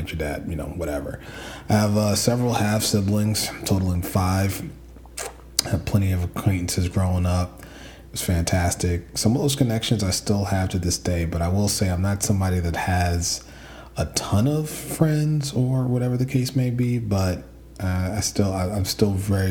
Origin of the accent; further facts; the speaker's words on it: New York City, New York, United States; I grew up in the Bronx, son of a doctor and a nurse